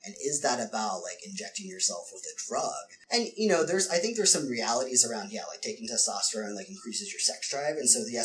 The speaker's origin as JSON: {"language": "English", "region": "Ohio", "country": "United States", "moved": "yes", "lives_now": "San Francisco, United States", "said": "I came from Ohio"}